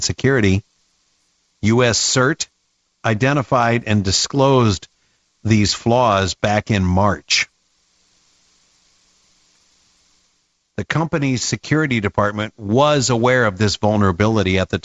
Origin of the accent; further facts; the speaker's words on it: Midwest, United States; moved away; I grew up in the Midwest, married a farmer's daughter